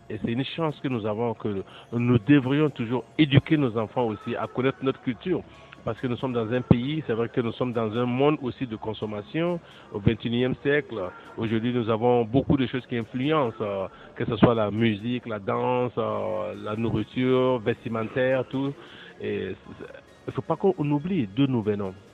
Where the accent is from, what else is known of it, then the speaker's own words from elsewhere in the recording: Burkina Faso; now in Toronto, Canada; je viens du Burkina Faso.